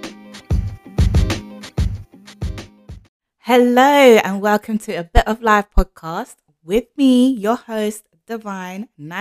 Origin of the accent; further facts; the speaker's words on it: London, United Kingdom; I am from London, as you can tell from my accent